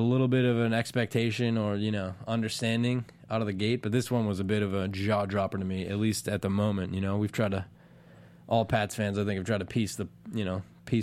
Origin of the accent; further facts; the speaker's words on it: Boston, Massachusetts, United States; now in Los Angeles, United States; I'm from West Roxbury, Massachusetts.